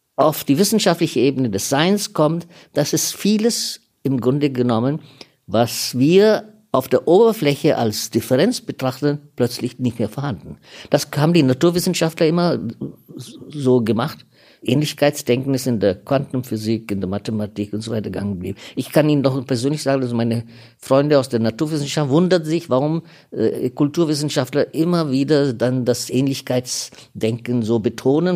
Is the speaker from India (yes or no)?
yes; India; now in Germany; Ich bin teilweise Inder